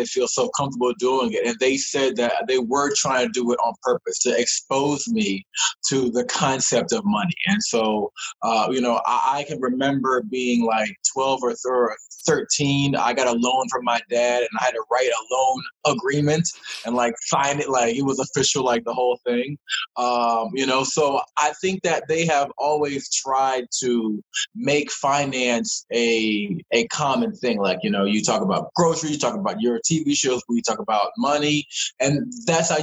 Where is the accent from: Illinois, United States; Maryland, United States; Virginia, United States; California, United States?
Maryland, United States; Laurel Columbia area; I'm from Maryland, grew up in the Laurel Columbia area.